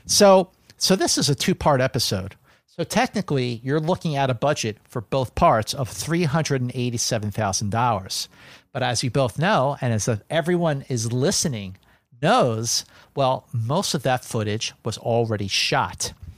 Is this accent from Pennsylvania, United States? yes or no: yes; Philadelphia, Pennsylvania, United States; when I was growing up in Philadelphia